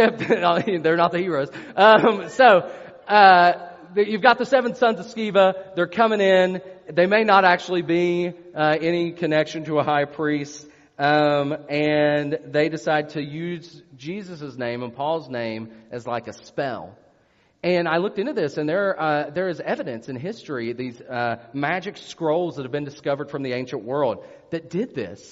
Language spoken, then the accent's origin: English; West Virginia, United States; I'm from West Virginia.